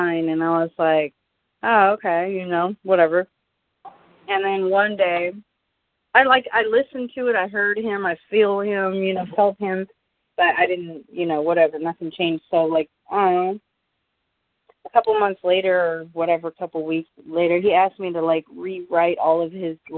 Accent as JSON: {"language": "English", "region": "California", "country": "United States", "tie": "born or raised there", "also_born_or_lived": "Colorado Springs, Colorado", "said": "I was born in Colorado Springs. I don't remember any of it. Moved to California when I was 3."}